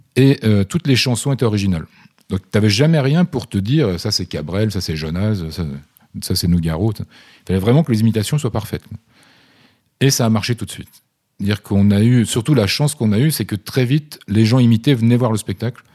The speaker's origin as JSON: {"language": "French", "area": "Vosges", "region": "Grand Est", "country": "France", "said": "dans les Vosges, là d'où je viens"}